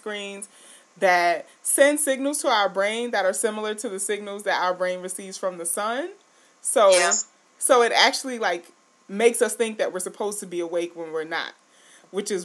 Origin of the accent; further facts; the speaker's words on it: New York City, New York, United States; now in Syracuse, United States; I'm from New York City and I've been living in Syracuse for a while.